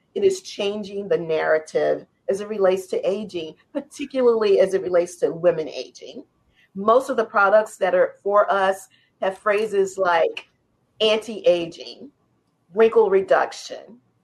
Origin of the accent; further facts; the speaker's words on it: New Orleans, Louisiana, United States; how I was raised in New Orleans